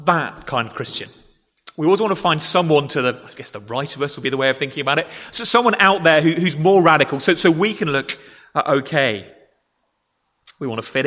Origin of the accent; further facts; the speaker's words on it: England, United Kingdom; I am an Englishman